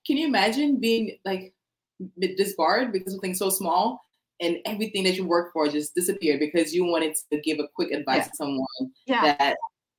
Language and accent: English; Orlando, Florida, United States; So I'm mainly from Orlando.